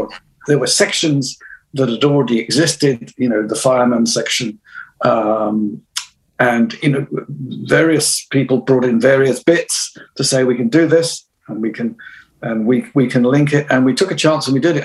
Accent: United Kingdom; other than being British

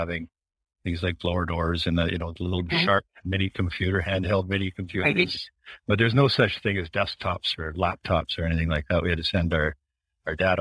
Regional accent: Canada; also born or lived in New Hampshire; I'm actually a Canadian, and I was in New Hampshire for 2 years

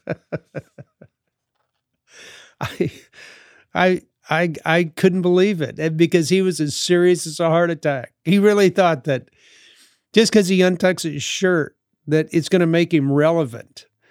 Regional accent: New Orleans, Louisiana, United States; the time that I grew up in New Orleans in the sixties

